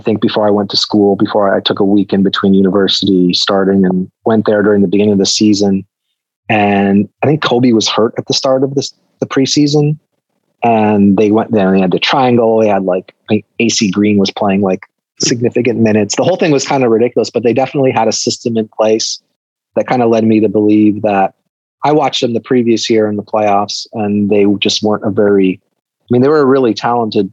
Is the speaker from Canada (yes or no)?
yes; Canada; I grew up in Canada, Greek-Canadian parents